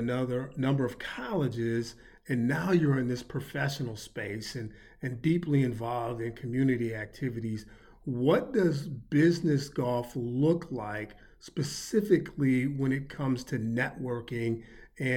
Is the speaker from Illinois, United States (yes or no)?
yes; Chicago, Illinois, United States; me growing up in the Chicagoland area